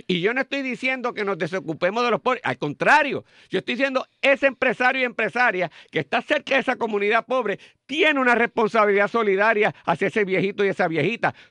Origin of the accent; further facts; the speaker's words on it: Puerto Rico; lo que nos distinguía como puertorriqueños